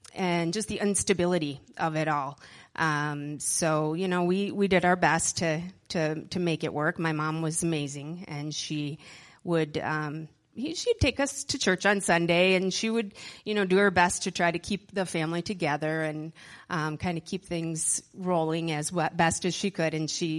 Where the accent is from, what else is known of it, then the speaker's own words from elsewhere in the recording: Middleton, Wisconsin, United States; also born or lived in Madison; I was born in Madison, but grew up in Middleton, Wisconsin, and I was the youngest of five kids